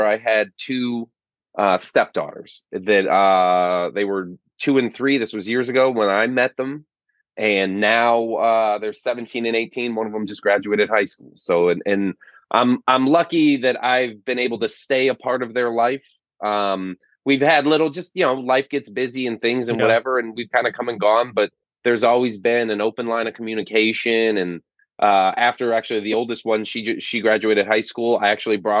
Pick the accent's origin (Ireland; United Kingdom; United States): United States; Florida Keys; now in San Diego, United States; I grew up in the Florida Keys